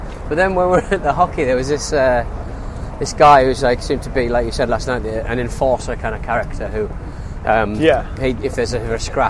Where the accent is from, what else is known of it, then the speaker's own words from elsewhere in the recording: England, United Kingdom; accent: English; with my charming English accent